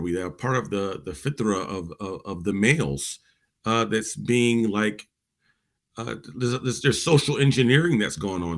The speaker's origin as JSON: {"language": "English", "region": "Virginia", "country": "United States", "tie": "born or raised there", "said": "people in my generation growing up in Virginia"}